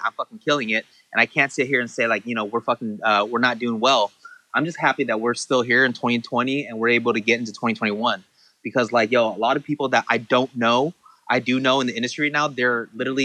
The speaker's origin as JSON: {"language": "English", "town": "Santa Ana", "region": "California", "country": "United States", "tie": "born or raised there", "said": "growing up in Santa Ana, I'm Vietnamese"}